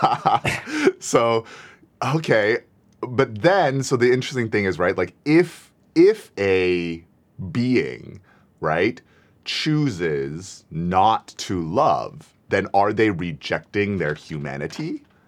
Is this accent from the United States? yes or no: yes; United States